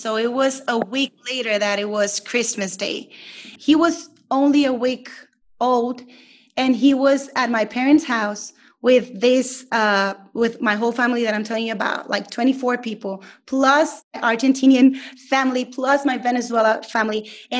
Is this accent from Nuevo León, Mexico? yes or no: yes; Monterrey, Nuevo León, Mexico; I was born in Monterrey, Mexico, and this is where I live. This is where I'm at right now. And I've lived here my whole life, pretty much. I'm the youngest of five siblings.